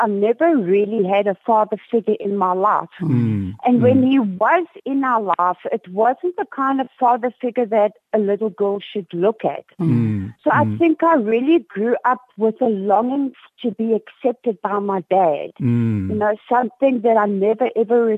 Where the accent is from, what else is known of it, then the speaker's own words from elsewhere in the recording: Cape Town, Western Cape, South Africa; I am from Cape Town.